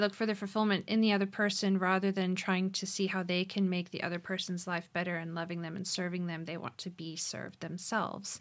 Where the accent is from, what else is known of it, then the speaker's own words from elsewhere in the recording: Cape Town, Western Cape, South Africa; moved away as an adult; also born or lived in Phoenix, Arizona; I was raised here in Cape Town, South Africa, but moved to Arizona to study